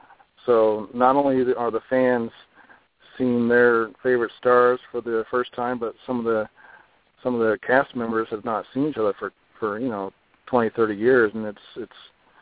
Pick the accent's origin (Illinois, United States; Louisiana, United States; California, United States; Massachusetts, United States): California, United States; when I was a kid, I grew up in California